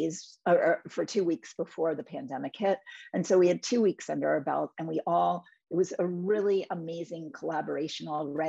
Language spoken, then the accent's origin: English; New York City, New York, United States; I grew up in New York City in the 80s and 90s